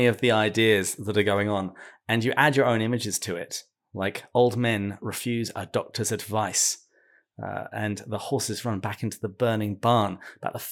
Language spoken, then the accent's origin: English; England, United Kingdom; I grew up in England and some of our houses are big and creaky